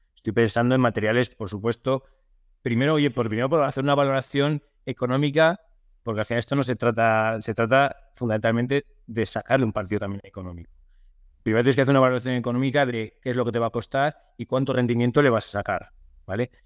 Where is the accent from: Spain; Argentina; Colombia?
Spain; Soria, Castile and León; now in Torrejón de Ardoz, Spain; yo soy de, soy de Soria, aunque bueno, vivo desde hace muchos años en, en de Ardoz, en, Madrid